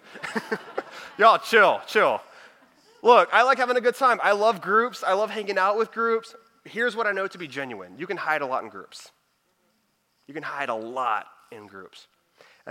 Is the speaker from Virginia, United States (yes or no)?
no; Houston, Texas, United States; also born or lived in Dallas; I'm from the Houston area, but I was working in Dallas